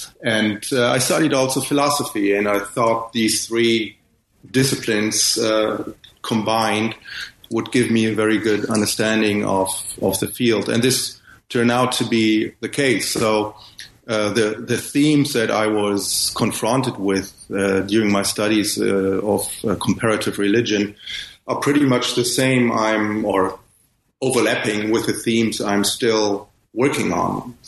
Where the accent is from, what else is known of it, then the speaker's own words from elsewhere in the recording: Ghana; born there; because I was born in Ghana, where my father worked as a missionary in the 60s, hence my weird first name, which is a Ghanaian name